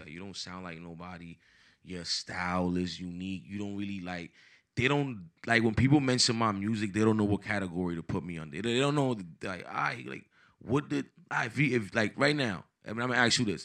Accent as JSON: {"language": "English", "town": "Paterson", "region": "New Jersey", "country": "United States", "tie": "born or raised there", "also_born_or_lived": "Dominican Republic"}